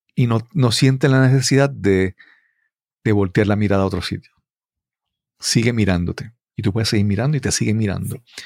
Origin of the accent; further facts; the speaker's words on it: Puerto Rico; como puertorriqueños